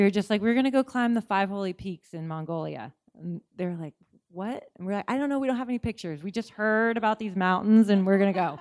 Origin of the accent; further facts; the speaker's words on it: Seattle, Washington, United States; now in Telluride, United States; I grew up in Seattle